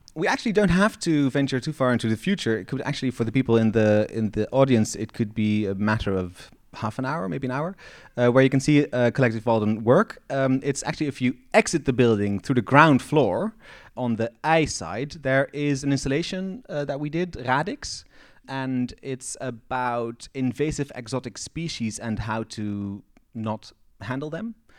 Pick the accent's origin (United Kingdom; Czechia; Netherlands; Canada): Netherlands; Eindhoven, North Brabant; now in Amsterdam, Netherlands; Growing up in the Netherlands, I've always been aware that Eindhoven, where I'm from, is twenty-three meters above sea level